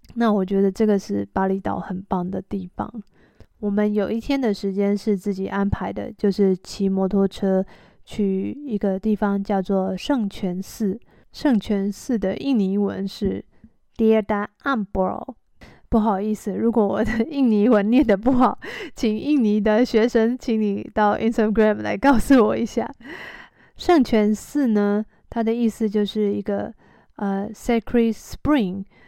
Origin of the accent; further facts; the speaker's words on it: Taiwan; 我们从台湾来的人